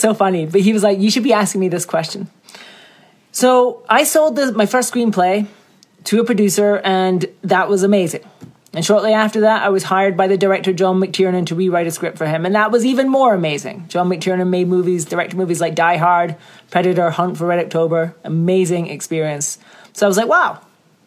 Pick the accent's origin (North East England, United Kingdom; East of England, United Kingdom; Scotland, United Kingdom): Scotland, United Kingdom; I'm from Scotland.